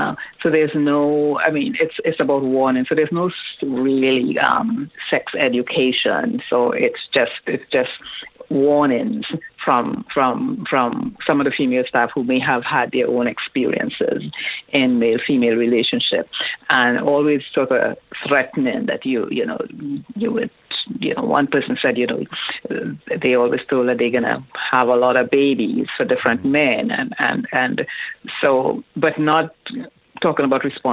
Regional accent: Trinidad & Tobago; I grew up in Trinidad

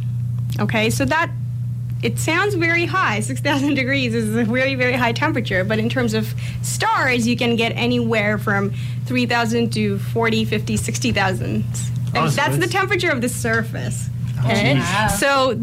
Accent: India; moved away as an adult; also born or lived in Toronto; now in London, Canada; I come from, comparatively a smaller town in India

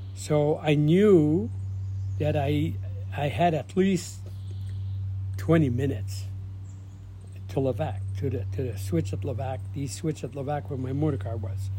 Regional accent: Azilda, Ontario, Canada; that's where I was raised in Belangeville, Zilda

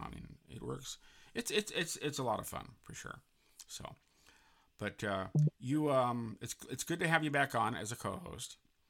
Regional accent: San Francisco, California, United States; Most recently at Oracle Park in San Francisco, my hometown.

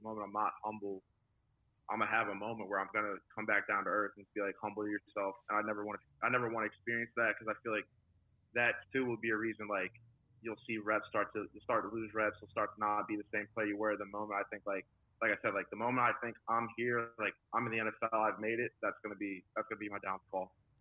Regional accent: West Chester, Pennsylvania, United States; moved away as an adult; also born or lived in Oxford, Ohio; now in Jacksonville, United States; my hometown. We have, we have a college, Westchester University it's like connected to the town

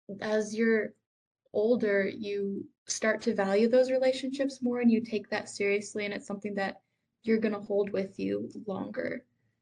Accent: the South, United States; moved away; growing up in the South

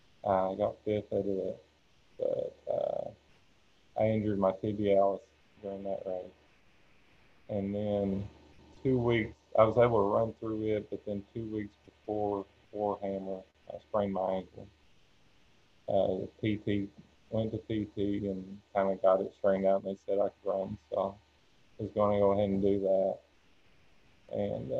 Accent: Central Kentucky, United States; 35 years old, from Central Kentucky. Been here my whole life.

